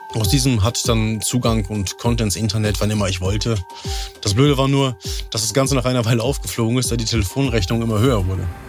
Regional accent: Rheine, North Rhine-Westphalia, Germany; ich bin 33 Jahre alt, ich komme aus Rheine

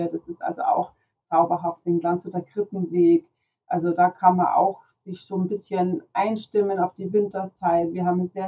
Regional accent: Landshut, Bavaria, Germany; born there; Und, und ich bin eine gebürtige Landshuterin.

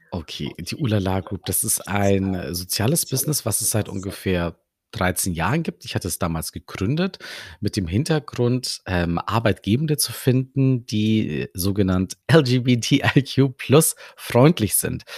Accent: Germany; Aber ich bin hier in Deutschland aufgewachsen

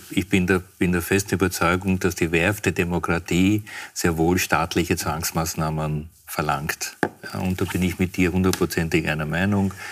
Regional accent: Austria; diese Haltung, die wir als Österreicher haben, mit unserer Geschichte

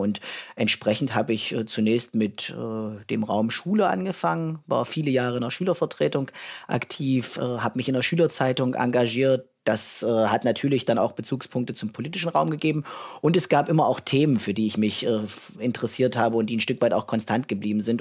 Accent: Merseburg, Saxony-Anhalt, Germany; also born or lived in Halle / Jena / Berlin / Northern Ireland; ich komme äh, ursprünglich aus Merseburg, bin in Halle geboren, habe in Merseburg mein Abitur gemacht im Jahr 2000 am Domgymnasium

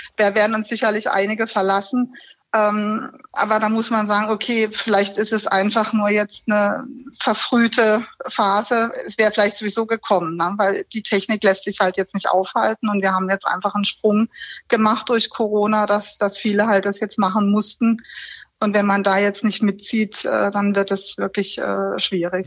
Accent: Karlsruhe, Baden-Württemberg, Germany; also born or lived in Pforzheim / Stuttgart; Ich bin in Karlsruhe geboren und habe BWL studiert im schönen Pforzheim

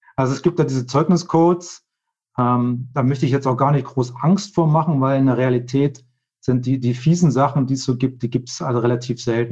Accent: Hildesheim, Lower Saxony, Germany; moved away as an adult; now in Switzerland; gebürtiger Deutscher. Eigentlich komme aus, aus äh, Hildesheim bei Hannover

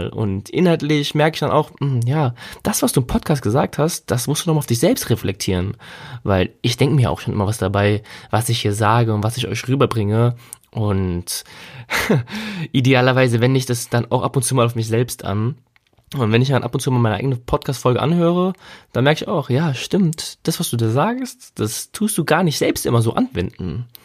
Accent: Germany; first language German; ich meine, ich bin Muttersprachler Deutsch, also ich bin in Deutschland aufgewachsen und geboren, und bin mit der Sprache aufgewachsen

